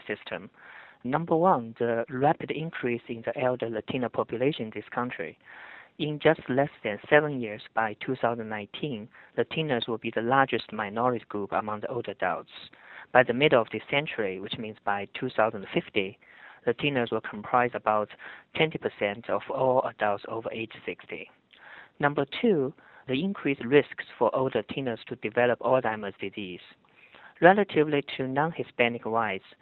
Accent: China; moved away; As a gerontologist social work scholar growing up in China, a different culture

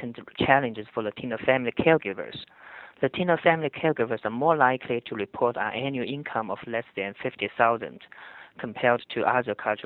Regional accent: China; moved away; As a gerontologist social work scholar growing up in China, a different culture

